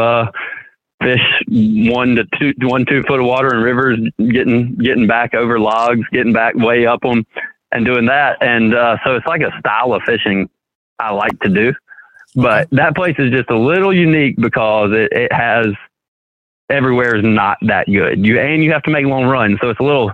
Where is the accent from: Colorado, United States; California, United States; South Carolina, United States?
South Carolina, United States; Greenwood; also born or lived in Lake Hartwell, South Carolina; I actually didn't grow up on Hartwell. I grew up in Greenwood, which is about 45 minutes from Hartwell